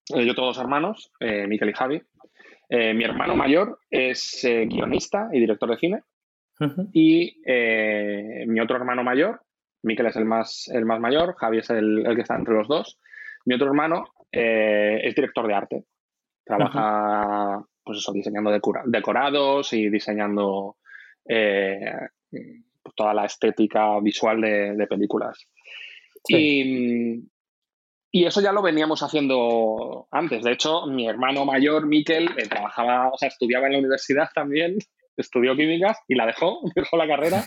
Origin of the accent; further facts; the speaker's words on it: Salamanca, Castile and León, Spain; moved away as an adult; also born or lived in Bilbao; now in Madrid, Spain; yo nací en Bilbao. Em, eh, nací en Bilbao, muy pequeñito mis padres se trasladaron a, Salamanca porque ellos eran profesores universitarios. ¿Mm? y he vivido en Salamanca toda mi vida, desde los, no sé, desde los dos años o los tres años hasta los 19 años